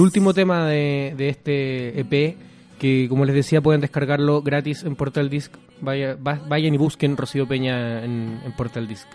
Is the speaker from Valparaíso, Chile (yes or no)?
yes; Viña del Mar, Valparaíso, Chile; Yo, soy de Viña, no me gusta que me digan que soy de Valparaíso.